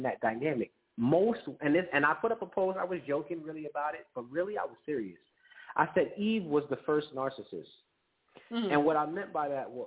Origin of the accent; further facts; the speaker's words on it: Nigeria; I'm Nigerian